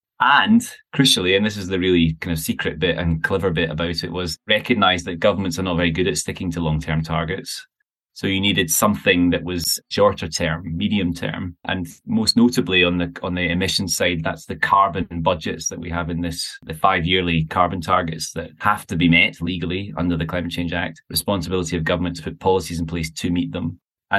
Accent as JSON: {"language": "English", "town": "Glasgow", "region": "Scotland", "country": "United Kingdom", "tie": "born or raised there", "also_born_or_lived": "London", "moved": "as an adult", "lives_now": "Glasgow, United Kingdom", "said": "I live in Glasgow, and that's probably where this story begins for me. So I grew up in Glasgow. And I've been around and recently returned to the city a few years ago to have a family. But that's where I grew up."}